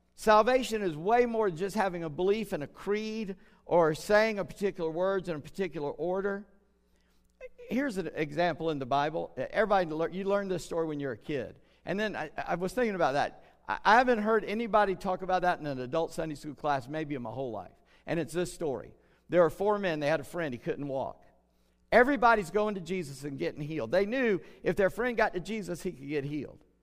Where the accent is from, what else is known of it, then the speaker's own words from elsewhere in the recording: Charleston, South Carolina, United States; I grew up in Charleston